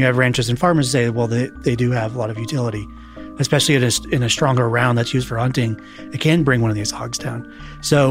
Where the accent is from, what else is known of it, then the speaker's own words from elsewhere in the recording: Texas, United States; Texas, my home state